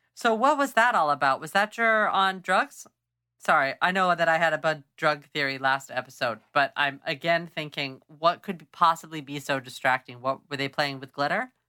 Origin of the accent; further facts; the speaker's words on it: Clovis, California, United States; I grew up near Clovis